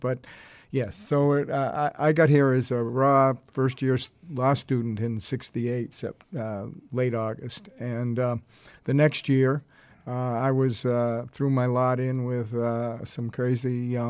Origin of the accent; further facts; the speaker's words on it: Boston, Massachusetts, United States; moved away as an adult; now in Chicago, United States; I grew up in Boston. Maybe you could tell from the way I was my accent. But I came here for law school. So I've been here. It'll be 50 years